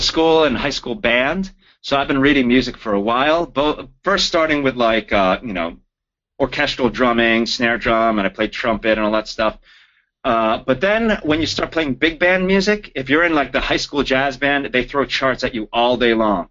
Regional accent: New Jersey, United States; also born or lived in Florida; now in Los Angeles, United States; I'm from Jersey

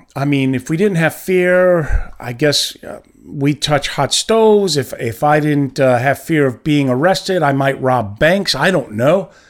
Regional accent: New York, United States; I'm from New York

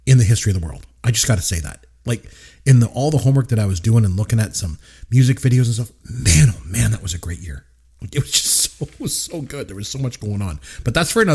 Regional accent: Canada; We had Much Music up here in Canada

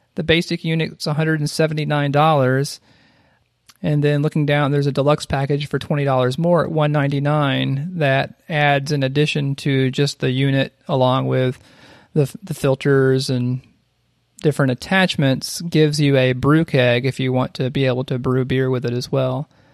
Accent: South Carolina, United States; an elementary school in my hometown that had like a mural

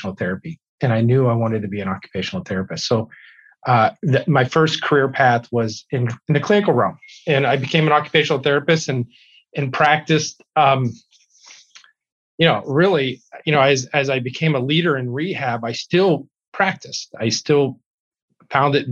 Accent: Youngstown, Ohio, United States; moved away as an adult; also born or lived in Wisconsin; now in Wausau, United States; I was born and raised in Youngstown, Ohio.

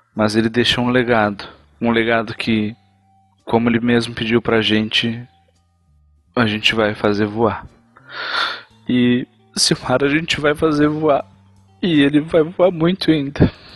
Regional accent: interior of Rio Grande do Sul, Brazil; Eu sou lá do interior do Rio Grande do Sul e de onde eu venho, toda a minha família tem esse sotaque

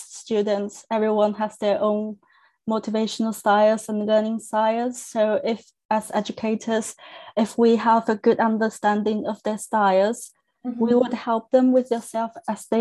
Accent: China; first language Chinese; English is a second language; moved away as an adult; now in United Kingdom; So my first language is Chinese. I'm from China and I came to UK to study.

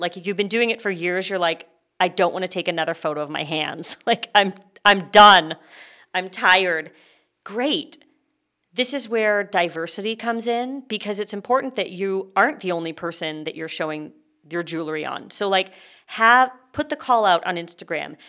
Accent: Canada; now in California, United States; I am a Canadian

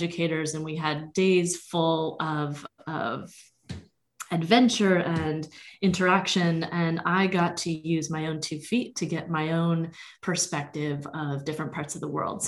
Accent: Vermont, United States; moved away as an adult; I grew up in Vermont and spent the first 17 years of my life there.

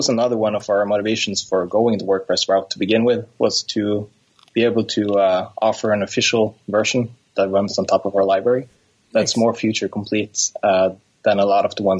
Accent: Norway; also Norwegian, located in Norway.

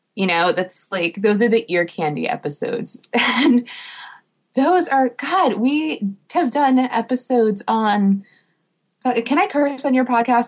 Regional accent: New Jersey, United States; I'm from New Jersey

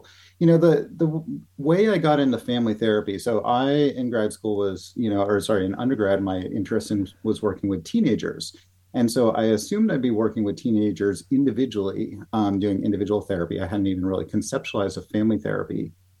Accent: Norwalk, Connecticut, United States; moved away as an adult; also born or lived in Denver / Santa Barbara; So I grew up in Connecticut, in Norwalk, Connecticut. My parents, my dad was a plumber, my mom was a bookkeeper, and they divorced when I was 6 years old. Okay. So we grew up in a middle-class kind of family

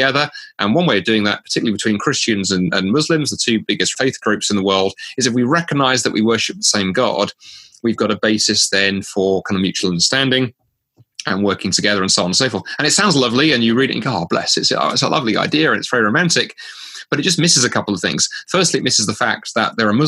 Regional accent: United Kingdom; moved away as an adult; now in Canada; as a Brit moving to Canada in 2010

